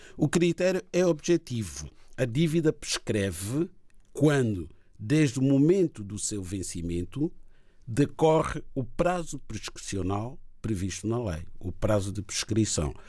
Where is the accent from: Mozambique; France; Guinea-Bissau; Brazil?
Guinea-Bissau; a minha terra, que é Guiné-Bissau